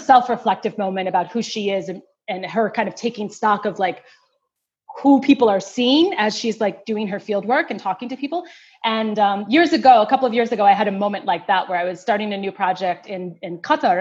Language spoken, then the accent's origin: English; United States; I'm an African-American woman, you know, from a mixed race background.